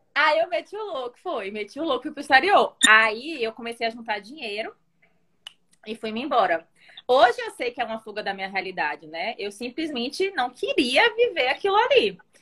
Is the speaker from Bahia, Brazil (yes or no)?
yes; Salvador, Bahia, Brazil; also born or lived in Italy / London; eu nasci na Itália. E aí eu vim para o Brasil quando eu tinha 3 anos. É, aí fiquei. Meu, meu pai é italiano, minha mãe é brasileira. E aí, desde então, eu moro em Salvador.